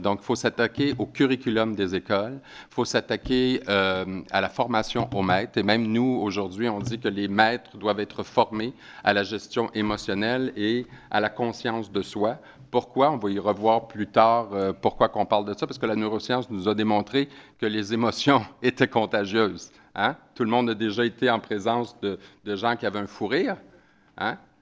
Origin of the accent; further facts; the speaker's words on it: Quebec, Canada; j'ai un accent, alors euh, ça se peut que des fois vous compreniez pas trop ce que je dis, ça se peut parce que des fois on a des expressions au Québec qui euh, ne sont pas les mêmes que, chez vous.